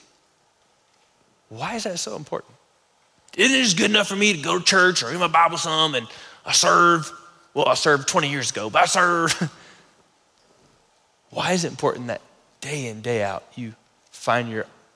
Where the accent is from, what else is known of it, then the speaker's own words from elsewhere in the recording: the South, United States; I'm from the South